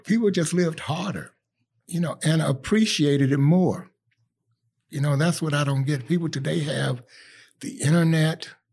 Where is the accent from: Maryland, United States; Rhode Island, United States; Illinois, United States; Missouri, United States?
Illinois, United States; Chicago; I'm from Chicago, West Side, East Side, you name it, I claim it